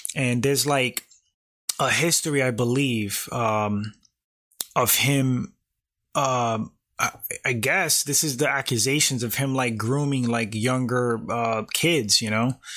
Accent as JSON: {"language": "English", "town": "New York City", "region": "New York", "country": "United States", "tie": "born or raised there", "said": "I grew up in New York, uh, specifically Bronx, New York"}